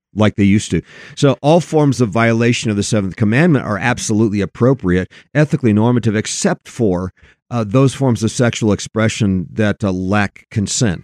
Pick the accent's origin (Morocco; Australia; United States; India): United States; Oregon; now in Colorado, United States; my home state was Oregon, and here I am in Colorado and have been for something like thirty years